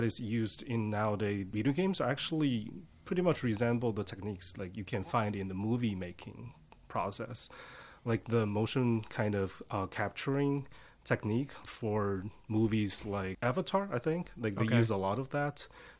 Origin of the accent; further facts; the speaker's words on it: China; moved away; I'm from China.